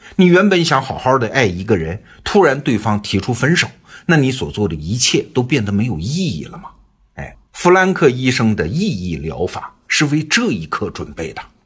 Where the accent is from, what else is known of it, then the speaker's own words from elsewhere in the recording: China; 我们中国人